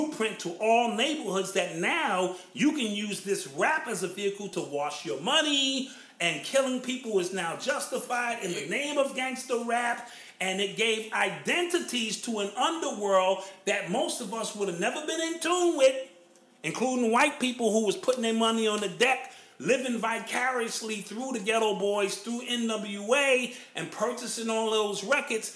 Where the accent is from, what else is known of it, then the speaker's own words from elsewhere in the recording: New York, United States; I'm from Cedar Park